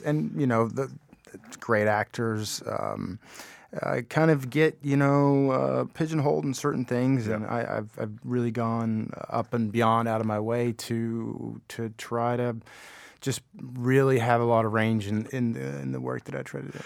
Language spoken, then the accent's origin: English; Appalachia, Kentucky, United States; I grew up in Appalachia